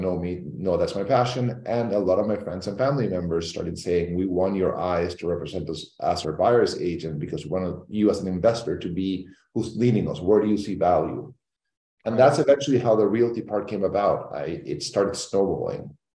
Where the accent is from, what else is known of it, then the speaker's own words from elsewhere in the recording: Caracas, Capital District, Venezuela; moved away as an adult; also born or lived in New York; now in Miami, United States; I'm originally from Caracas, Venezuela, where I was born and raised